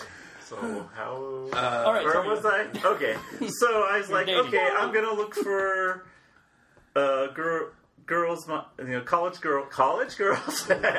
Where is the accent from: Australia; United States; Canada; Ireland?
United States; Denver, Colorado; Here in Denver.